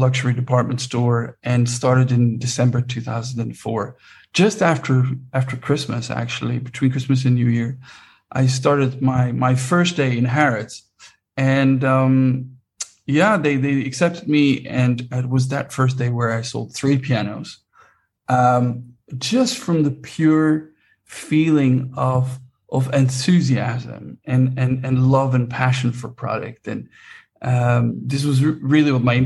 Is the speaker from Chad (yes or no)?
no; Netherlands; I was born in Holland and did my musical studies at the Royal Conservatoire of Music